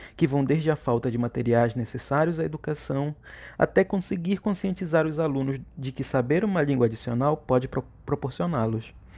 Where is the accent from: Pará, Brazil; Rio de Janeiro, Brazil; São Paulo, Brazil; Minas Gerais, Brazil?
Pará, Brazil; Cametá; sou de Cametá, uma bela cidade no interior do Pará, situada à margem, às margens do rio Tocantins. Foi em Cametá que sempre vivi